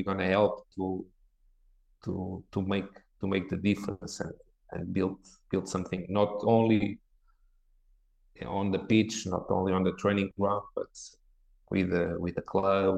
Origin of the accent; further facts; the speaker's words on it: Porto, Norte, Portugal; English is a second language; moved away as an adult; also born or lived in England; now in Porto, Portugal; I grew up here in Porto in a club in the fourth division in my town